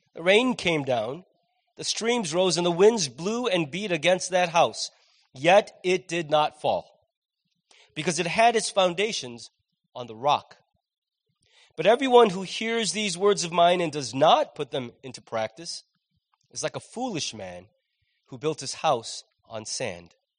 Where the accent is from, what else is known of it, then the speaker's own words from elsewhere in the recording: United States; as an American